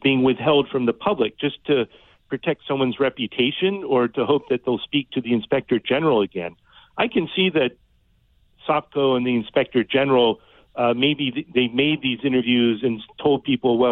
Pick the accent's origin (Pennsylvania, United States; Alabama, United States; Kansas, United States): Pennsylvania, United States; Kennett Square; moved away as an adult; also born or lived in upstate New York / North Carolina; I was born in upstate New York. I grew up in Pennsylvania, a little town called Kennett Square